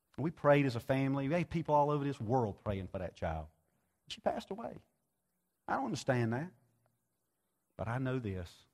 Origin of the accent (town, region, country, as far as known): United States